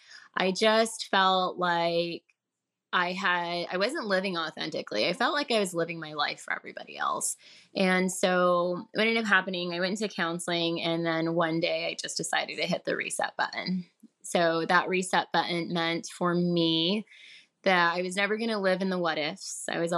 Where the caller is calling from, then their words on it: Murrieta, California, United States; I am calling from California, Southern California. I live in a city called Murrieta.